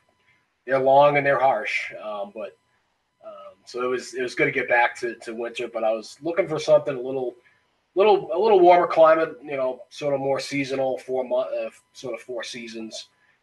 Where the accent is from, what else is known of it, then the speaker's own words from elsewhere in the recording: Massachusetts, United States; moved away as an adult; also born or lived in Worcester, Massachusetts; now in Blacksburg, United States; I'm from Massachusetts originally, as I'm sure many of you probably can pick up my accent.